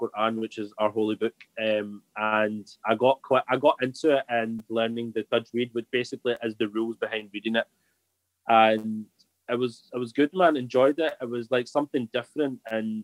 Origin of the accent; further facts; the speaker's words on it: Scotland, United Kingdom; moved away; also born or lived in Bolton; I was Scottish